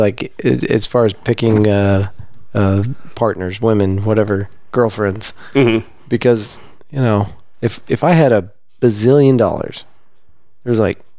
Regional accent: Texas, United States; I grew up in Texas.

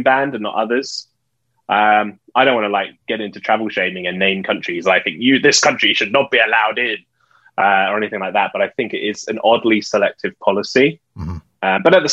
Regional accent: United Kingdom; I'm British

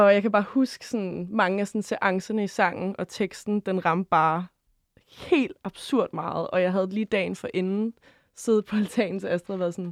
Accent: Køge, Zealand, Denmark; Og endnu finere, fordi jeg er ish fra Køge.

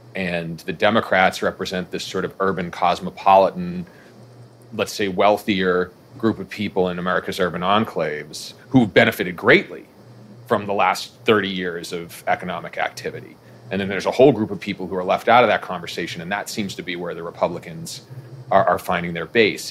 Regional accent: Boston, Massachusetts, United States; I was born and raised in Boston

